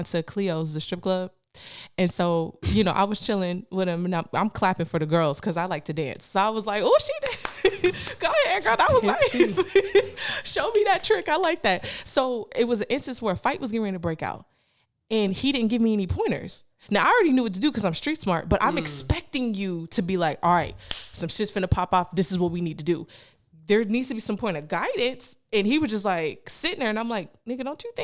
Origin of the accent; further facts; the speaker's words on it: Canada; growing up in Canada